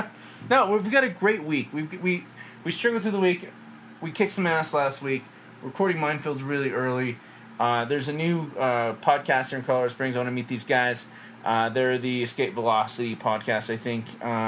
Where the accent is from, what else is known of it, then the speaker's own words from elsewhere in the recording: England, United Kingdom; And I've met one family I grew up with back in England that was from Maine.